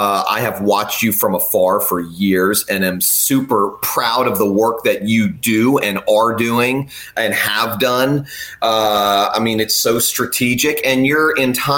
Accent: South Florida, United States; growing up in South Florida like I was

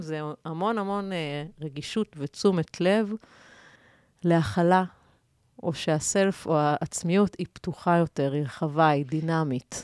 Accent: Israel; אנחנו כיהודים ישראלים

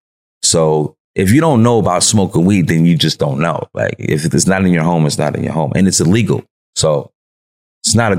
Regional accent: New York City, New York, United States; I'm from Broadway where a lot of drugs were sold, a lot of drugs was bought. You know what I'm saying? And it really is a nice place though. You know what I'm saying? It's a nice place, but it, you know, we had a lot of fun there. Like we had a lot of fun growing up uptown.

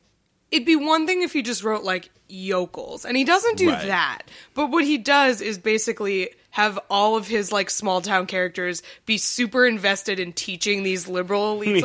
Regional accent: Northeast, United States; we grew up in the Northeast

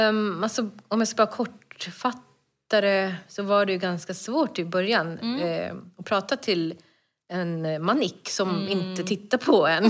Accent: Stockholm, Stockholm County, Sweden; also born or lived in Bredäng; jag är född och uppväxt i Stockholm.

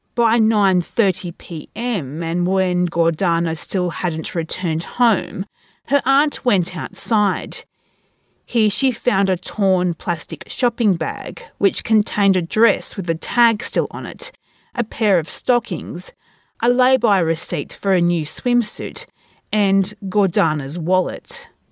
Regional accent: Australia; from my hometown

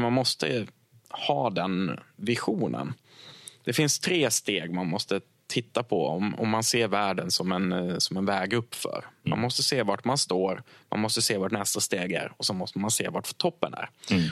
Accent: Krondiket, Dalarna County, Sweden; jag är från Krondiket

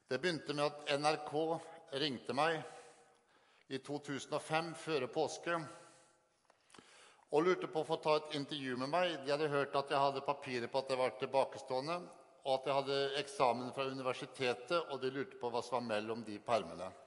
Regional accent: Sarpsborg, Østfold, Norway; Jeg kommer fra Sarpsborg.

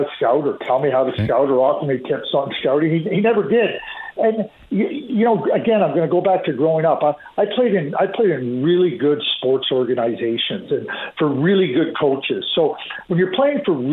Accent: Montreal, Quebec, Canada; I grew up in Montreal as a Canadiens fan as a kid

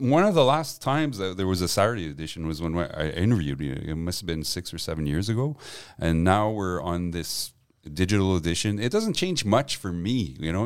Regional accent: Montreal, Quebec, Canada; English is a second language; also born or lived in Gaspé / Westmount; I grew up on the West Island

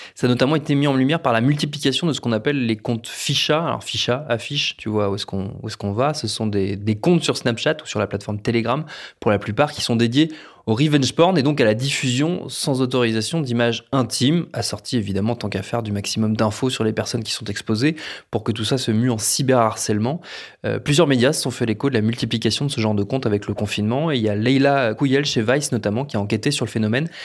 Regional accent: France; chez nous en France

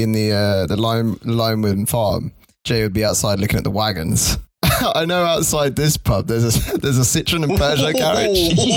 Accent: London, United Kingdom; I grew up around the corner from that, and I grew up in Thornton Heath.

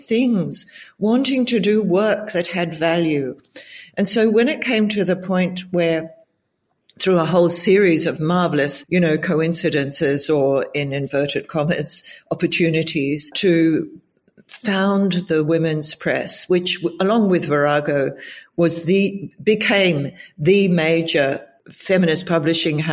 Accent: New Zealand; moved away as an adult; also born or lived in Israel / United Kingdom / Germany; now in Australia; My home country is New Zealand. And I left New Zealand as soon as I could afford to when I was 20

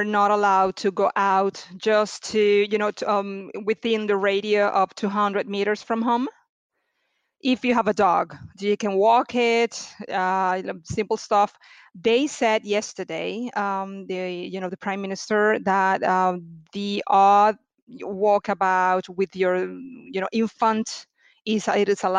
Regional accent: Venezuela; moved away as an adult; now in Bari, Italy; I'm from Venezuela originally. Today, it's 10 years that I moved in Italy

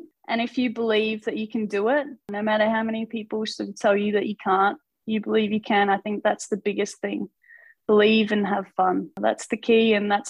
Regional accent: the Mallee, Australia; I'm from Outback Australia, I guess you could say, up in the Mallee where it's nice and hot and there's some red dirt.

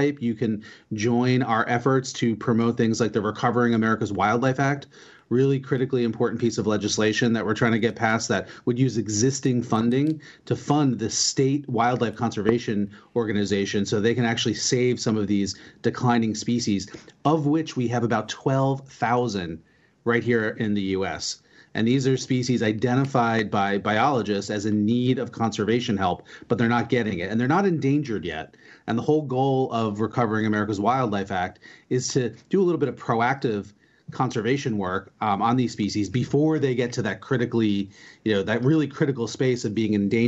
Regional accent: New Jersey, United States; moved away as an adult; also born or lived in Georgia / Virginia / Washington, D.C.; I grew up in New Jersey, and I actually just moved back here after being away for almost 30 years.

